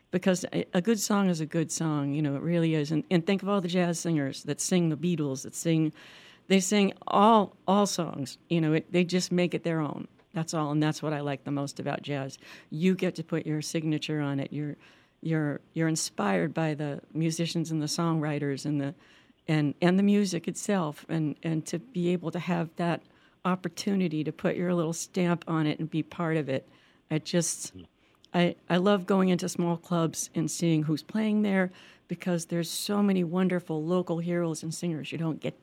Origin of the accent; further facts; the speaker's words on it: Tennessee, United States; growing up in Tennessee with my parents, who actually were from the Boston area. But they moved there when I was about five.